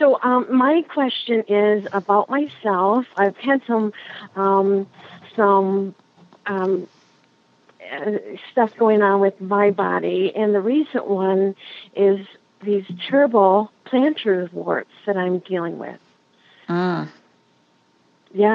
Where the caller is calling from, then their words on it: Swartz Creek, Michigan, United States; I'm calling from Schwartz Creek, Michigan